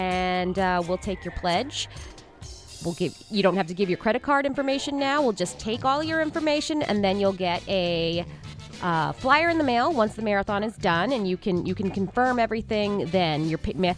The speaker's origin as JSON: {"language": "English", "region": "New Jersey", "country": "United States", "tie": "born or raised there", "said": "I grew up in New Jersey at 17."}